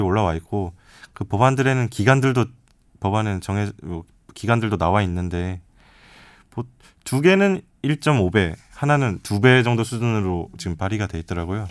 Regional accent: Changwon, South Gyeongsang, South Korea; 저는 이제 고향이 창원이다 보니까

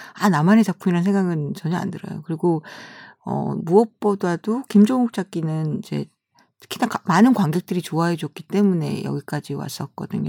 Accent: South Korea; 한국에서 온 아줌마죠.

